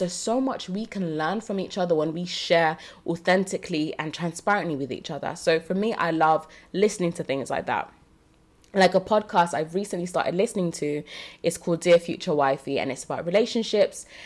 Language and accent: English; Jamaica; now in United Kingdom; I was born in Jamaica.